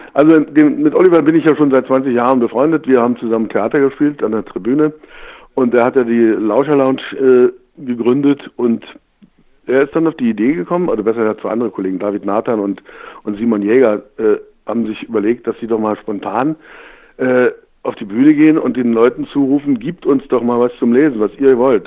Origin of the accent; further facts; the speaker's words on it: Germany; geboren bin ich in der DDR